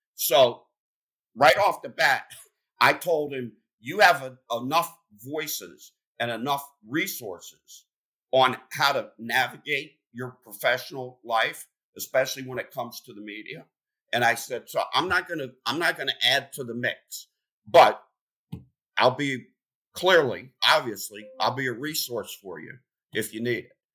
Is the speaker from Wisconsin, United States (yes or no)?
no; Pennsylvania, United States; moved away; I'm from Pennsylvania